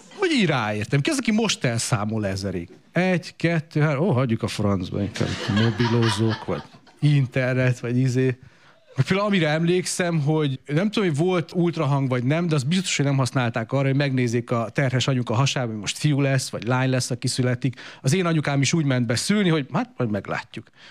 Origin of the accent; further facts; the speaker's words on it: Romania; én 82-ben születtem, Romániába, kommunizmusba